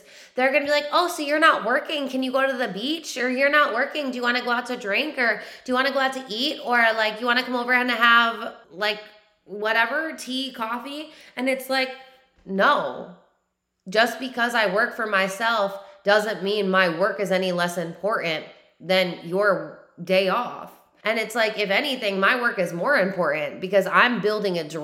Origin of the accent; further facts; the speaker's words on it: New York, United States; now in South Carolina, United States; I'm from New York, but even in New York, I had the highest work ethic